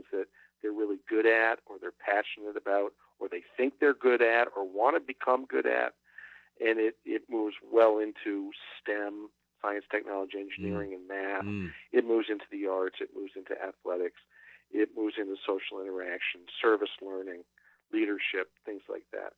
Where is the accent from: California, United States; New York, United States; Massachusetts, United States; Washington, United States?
Massachusetts, United States; Boston; I grew up in Greater Boston